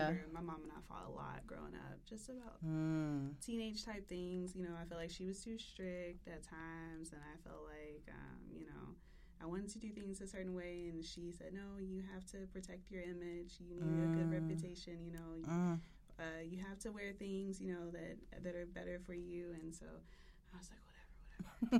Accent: Memphis, Tennessee, United States; moved away as an adult; I'm from Cordova by ways of Westwood. So I started off in Westwood.

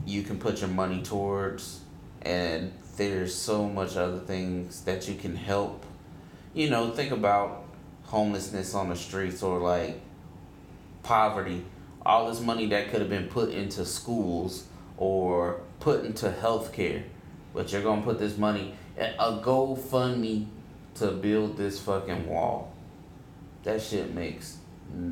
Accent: United States; I am American. I'm from America, whatever.

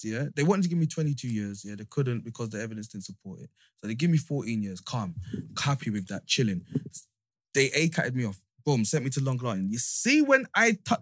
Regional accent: Manchester, North West England, United Kingdom; moved away; also born or lived in London; I grew up in Manchester

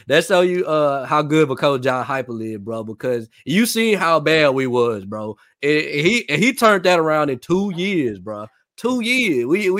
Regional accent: Nashville, Tennessee, United States; I mean, I'm from Nashville, so I ain't got no choice.

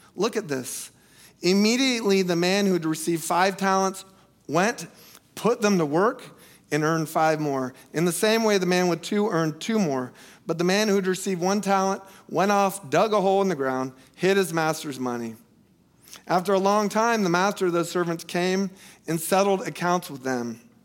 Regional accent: United States; moved away; where I grew up in Polk County, we don't have skyscrapers

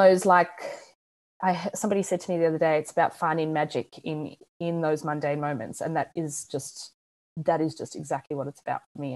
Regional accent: South Africa; also born or lived in United States / United Kingdom; now in Australia; I'm from South Africa. I live in Australia. I've lived in the States. I've lived in the UK.

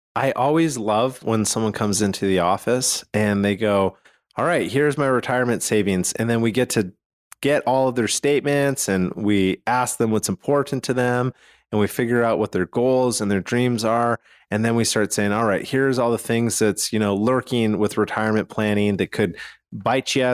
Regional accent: Calgary, Alberta, Canada; now in Utah, United States; I'm from Calgary, Canada

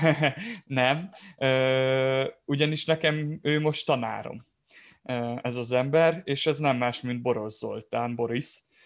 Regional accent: Kiskunfélegyháza, Bács-Kiskun, Hungary; én nem messze onnan Kiskunfél Egyházzal származom

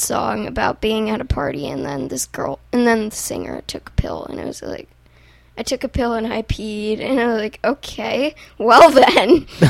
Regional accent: New Jersey, United States; I'm from New Jersey

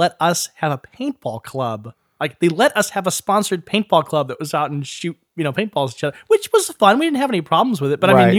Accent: St. Louis, Missouri, United States; born there; I was born in St. Louis.

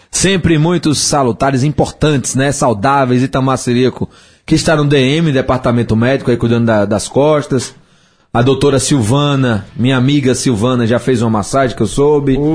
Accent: Brazil; no nosso caso, como brasileiro, a preocupação maior é a Copa do Mundo 2018 na Rússia, em junho, né?

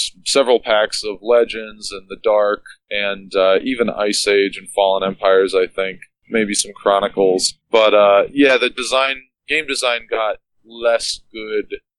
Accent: Plainfield, New Jersey, United States; now in Philadelphia, United States; I grew up in a town called Plainfield, New Jersey

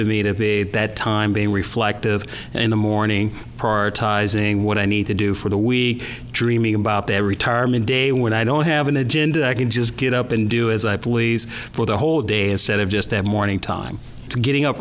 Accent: St. Louis, Missouri, United States; growing up in St. Louis

